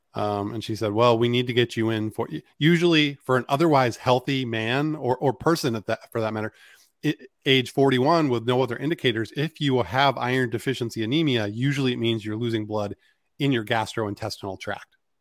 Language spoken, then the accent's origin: English; Maine, United States; growing up in Maine was, was a great place to grow up